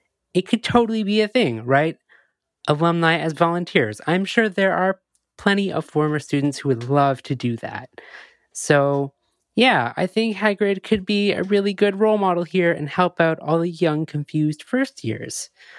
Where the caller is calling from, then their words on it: Montreal, Quebec, Canada; I'm a listener from Montreal.